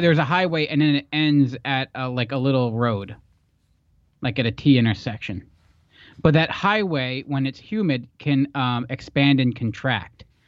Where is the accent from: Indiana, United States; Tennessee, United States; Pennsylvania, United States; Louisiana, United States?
Pennsylvania, United States; We grew up in the East Belt, pretzel country